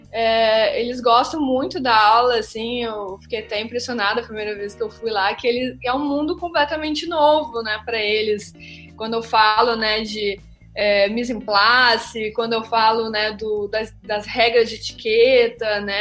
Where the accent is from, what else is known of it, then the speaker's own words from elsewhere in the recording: Australia; now in Brazil; eu vim né, da Austrália, que é um país, né, eu aprendi né, a trabalhar nos meios de restaurantes, serviços, hospitalidade lá